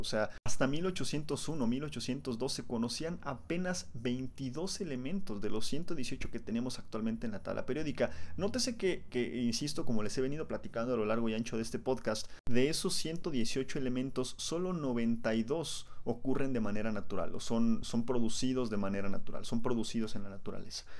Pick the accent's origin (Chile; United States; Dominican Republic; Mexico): Mexico; los mexicanos somos tan pero tan perros que elegimos dónde nacemos